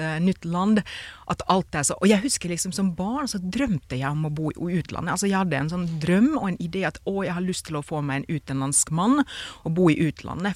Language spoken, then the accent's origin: Norwegian; Finland; Norwegian is a second language; now in Norway